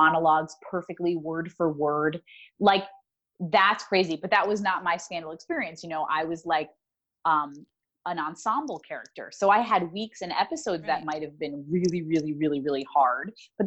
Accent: New York, United States; I grew up in New York

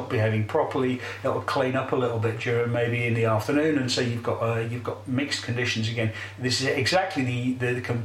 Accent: England, United Kingdom; we're English and not actually Catalan

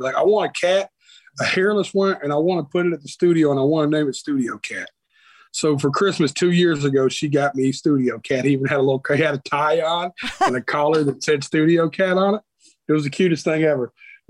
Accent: Nashville, Tennessee, United States; born there; I was born right here in Nashville, Tennessee. I was born at Baptist Hospital.

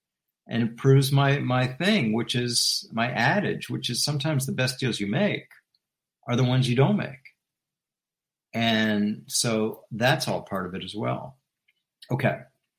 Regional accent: Washington, District of Columbia, United States; Let's move to my hometown team. I'm born and raised in Washington, D.C. I've talked to you about this before. Born and raised minutes away from where Daniel Snyder was born and raised.

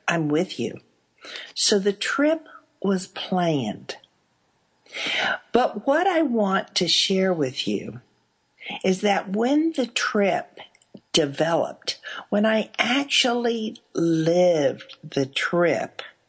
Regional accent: Texas, United States; as a Texan

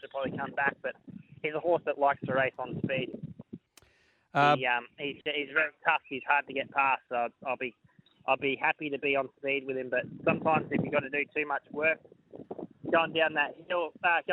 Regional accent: Queensland, Australia; I'm probably come from Queensland as well

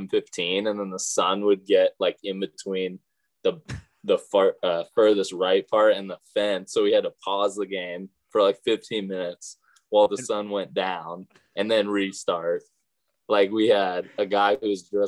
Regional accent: California, United States; I'm from California

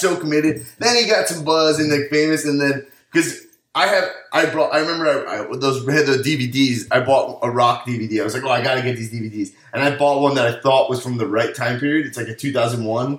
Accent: Long Island, New York, United States; moved away as an adult; now in Los Angeles, United States; So I'm from Long Island, New York

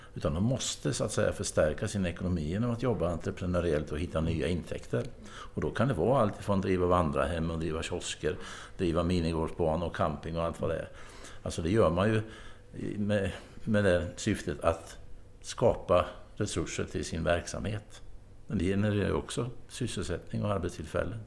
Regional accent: Östergötland, Sweden; i mitt hemlän Östergötland

